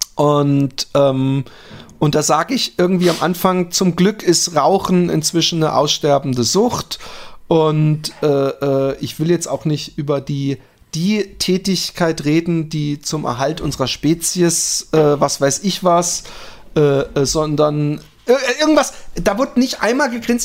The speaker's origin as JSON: {"language": "German", "country": "Netherlands", "said": "bei uns in Holland"}